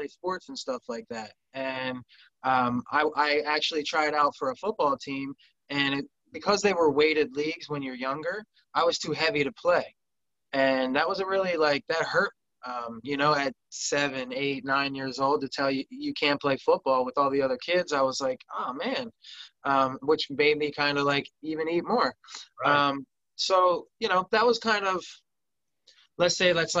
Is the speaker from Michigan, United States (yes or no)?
no; suburbs of Philadelphia, Montgomery County, southeastern Pennsylvania, United States; I grew up in Pennsylvania, southeastern Pennsylvania, right in the suburbs of Philadelphia, Montgomery County